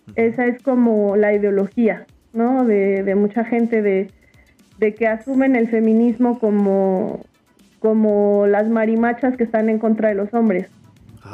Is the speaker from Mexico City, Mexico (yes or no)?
yes; Mexico City, Mexico; yo nací en la Ciudad de México